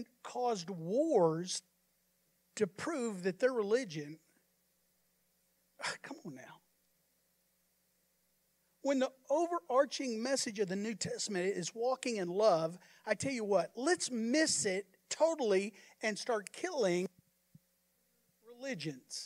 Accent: United States; I'm an American

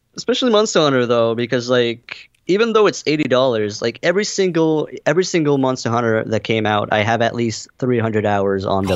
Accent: Canada; as a Canadian

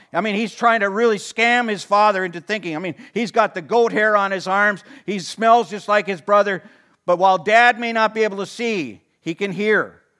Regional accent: Watertown, Wisconsin, United States; I grew up in Watertown

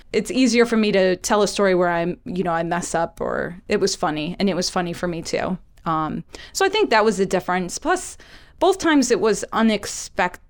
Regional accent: Chicago, Illinois, United States; now in Philadelphia, United States; I'm originally from Chicago

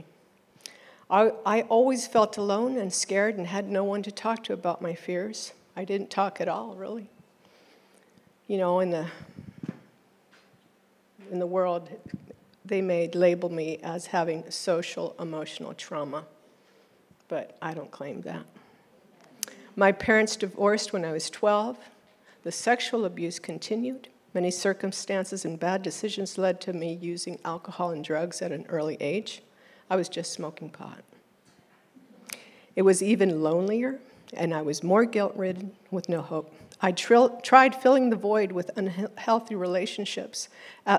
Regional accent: East Coast, United States; now in Oklahoma, United States; My birth certificate says I am a U.S. citizen born abroad. And so I was raised on the East Coast.

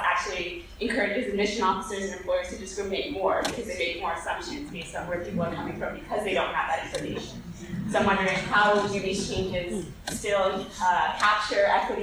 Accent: New York City, New York, United States; I'm a New York native, I'm from the Bronx

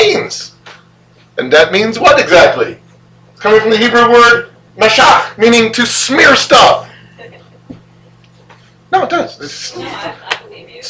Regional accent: Illinois, United States; I'm from Illinois

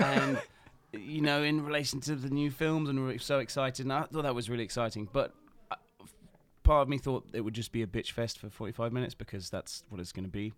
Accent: England, United Kingdom; I'm English

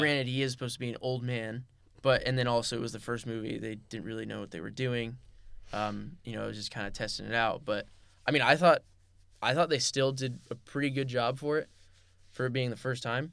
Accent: Los Angeles, California, United States; moved away as an adult; now in Camarillo, United States; I was born and raised in the San Fernando Valley

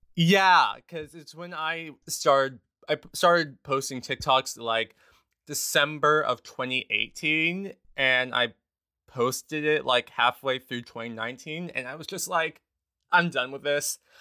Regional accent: Los Angeles, California, United States; moved away as an adult; also born or lived in Houston, Texas; now in New York City, United States; I was born in Houston, Texas, but I primarily grew up in Los Angeles, California, in the San Fernando Valley, a little town called Van Nuys. Um, so from, like, two to eighteen, I was living there

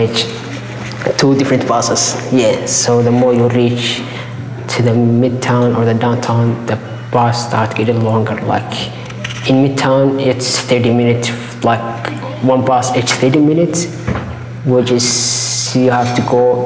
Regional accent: Somalia; now in Anchorage, United States; We're not from here. We're from Africa. So summer here is winter in Somalia.

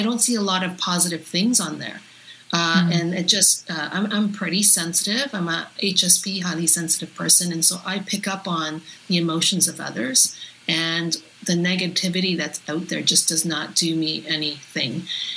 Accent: Toronto, Ontario, Canada; I grew up in North York in the 70s and very, very white neighborhood.

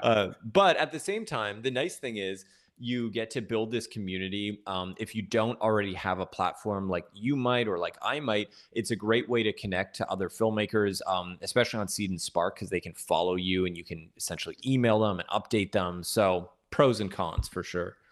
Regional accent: Toronto, Ontario, Canada; moved away as an adult; now in Los Angeles, United States; originally I'm from Toronto. I grew up there and then, uh, moved here to L A almost exactly seven years ago

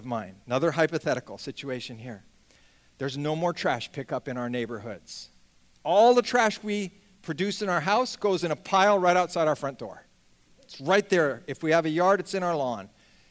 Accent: just outside of San Francisco, California, United States; I grew up just outside of San Francisco

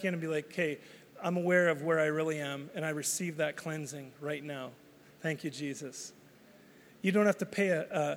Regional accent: Canada; I'm Canadian. I'm not becoming Canadian. I am Canadian.

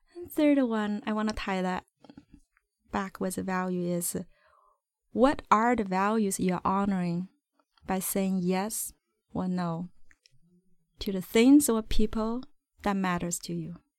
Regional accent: China; now in Vancouver, Canada; my root is, uh, I was born in China

